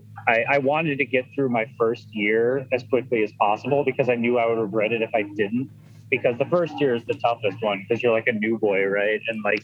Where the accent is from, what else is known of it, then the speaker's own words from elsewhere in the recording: Chicago, Illinois, United States; also born or lived in Boston; I'm originally from Chicago. I grew up there